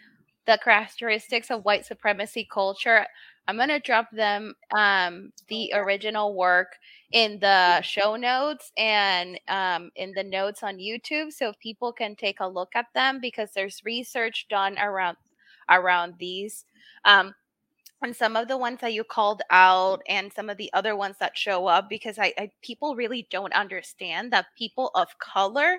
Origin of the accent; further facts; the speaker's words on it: Puerto Rico; now in United States; I was born and raised in Puerto Rico